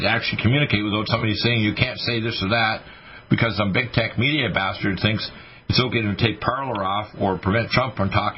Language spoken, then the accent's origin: English; Canada; moved away; I was raised in Canada